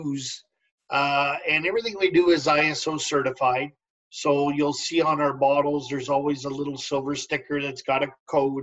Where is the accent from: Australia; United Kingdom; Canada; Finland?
Canada; as Canadians, we curl in the winter, we golf in the summer.